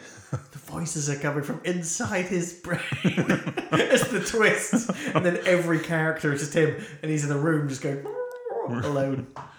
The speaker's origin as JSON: {"language": "English", "town": "Lowestoft", "region": "East of England", "country": "United Kingdom", "tie": "born or raised there", "said": "I remember growing up in Lowestoft"}